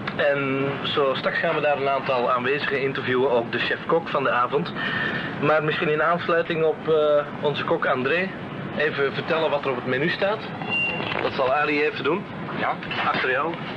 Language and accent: Dutch; Antwerp, Flanders, Belgium; moved away; ik ben een echte Antwerpenaar